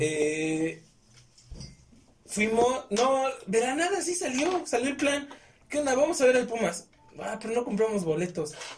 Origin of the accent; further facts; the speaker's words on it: Puebla, Mexico; Somos revivos los poblanos